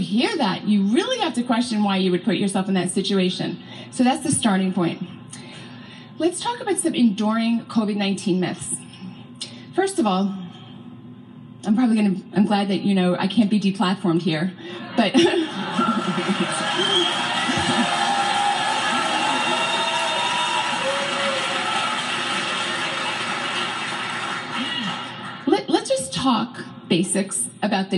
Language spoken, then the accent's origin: English; California, United States; I hail from California